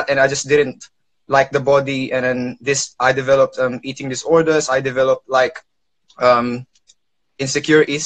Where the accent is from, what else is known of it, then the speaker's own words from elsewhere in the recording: London, United Kingdom; I am from London, United Kingdom